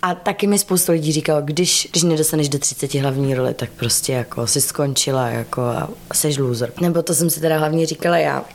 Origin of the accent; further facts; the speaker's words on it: Czechia; also born or lived in United States